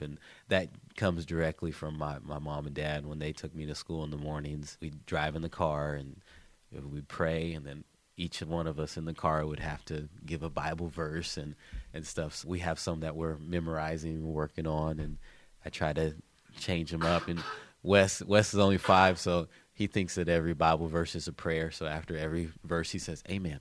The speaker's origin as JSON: {"language": "English", "town": "Columbus", "country": "United States", "tie": "born or raised there", "said": "I'm from Columbus, born and raised here"}